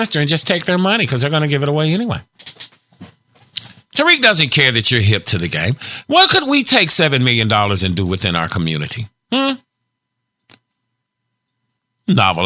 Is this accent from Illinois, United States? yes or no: yes; Chicago, Illinois, United States; also born or lived in Gary, Indiana; I grew up in the Chicago area.